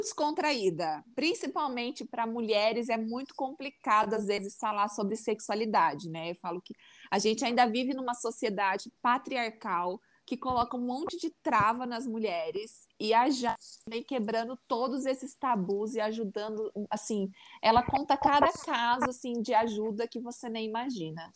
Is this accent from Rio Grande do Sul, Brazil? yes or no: no; interior of São Paulo, Brazil; accent: caipira; eu tinha um sotaque caipira muito feio.